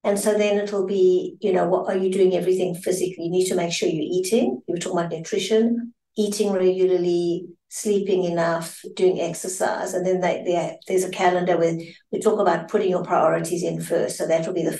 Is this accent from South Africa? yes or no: yes; South Africa; I'm South African